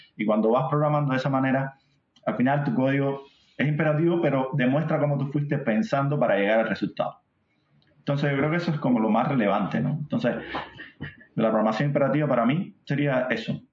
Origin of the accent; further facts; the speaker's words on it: Cuba; moved away; soy cubano, para los que no noten mi acento